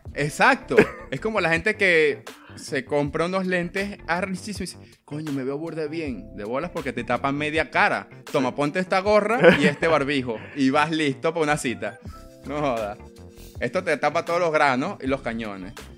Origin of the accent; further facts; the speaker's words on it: Coro, Falcón, Venezuela; Yo soy de coro.